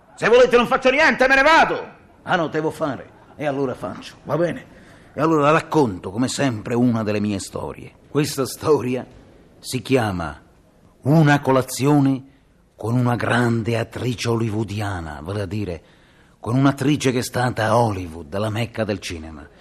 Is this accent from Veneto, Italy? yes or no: no; Liguria, Italy; sono ligure